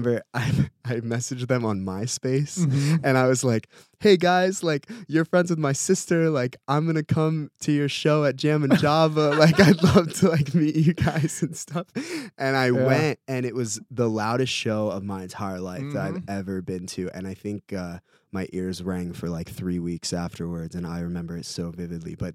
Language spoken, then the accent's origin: English; Centreville, Virginia, United States; moved away as an adult; now in San Diego, United States; I am from Northern Virginia, close to where Dave Grohl grew up. I think he's from Alexandria. I'm from Centerville, which is in Fairfax County